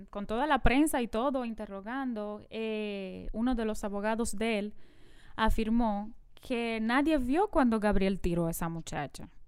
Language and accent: Spanish; San Pedro de Macorís, Dominican Republic; En San Pedro de Macorís, yo que me crié en San Pedro